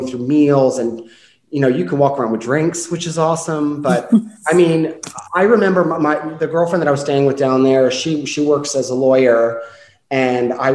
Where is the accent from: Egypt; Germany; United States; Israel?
United States; Woodbridge, Virginia; also born or lived in Boston, Massachusetts; now in Richmond, United States; I'm from Virginia, born and raised up in Woodbridge.